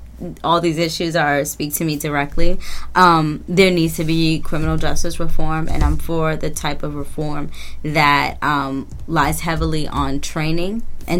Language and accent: English; England, United Kingdom; He's my favorite. I'm English, so...